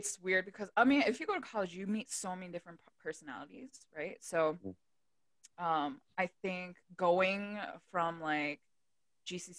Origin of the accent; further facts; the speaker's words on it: Delaware, United States; I grew up in Delaware, everyone is like-minded.